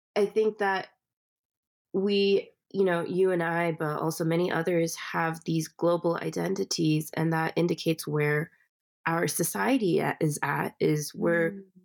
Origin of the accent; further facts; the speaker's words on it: California, United States; I was born in California.